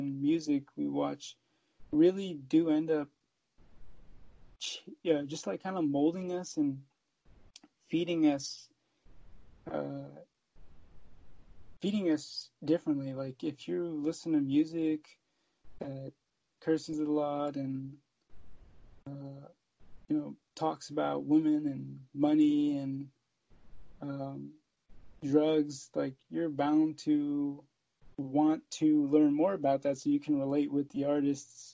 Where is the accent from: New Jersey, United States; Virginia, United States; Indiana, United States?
Virginia, United States; Alexandria and Woodbridge; also born or lived in Fairfax, Virginia; I was born in Fairfax, Virginia, but grew up in Alexandria, Virginia and Woodbridge, Virginia